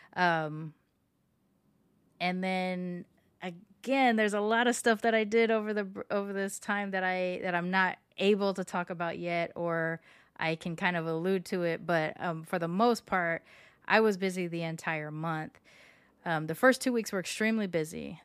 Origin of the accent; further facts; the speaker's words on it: Long Beach, California, United States; moved away as an adult; now in Houston, United States; my high school and my hometown, Long Beach